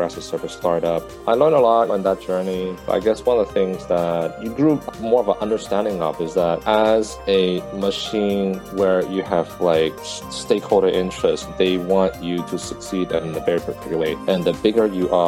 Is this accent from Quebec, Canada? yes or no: no; Vancouver, British Columbia, Canada; I grew up in Vancouver, Canada